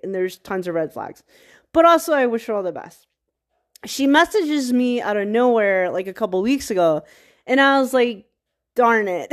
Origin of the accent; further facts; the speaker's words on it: Virginia, United States; I'm from Virginia